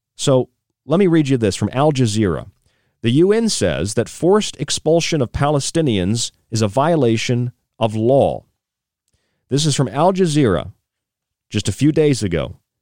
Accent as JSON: {"language": "English", "country": "United States", "said": "as an American"}